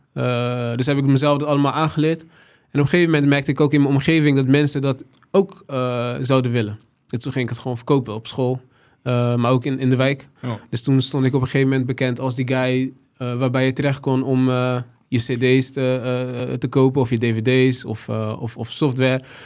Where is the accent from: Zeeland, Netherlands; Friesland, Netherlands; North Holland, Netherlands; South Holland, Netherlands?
South Holland, Netherlands; Rotterdam; de stad Rotterdam, waar ik vandaan kom, waar ik veel aan te danken heb.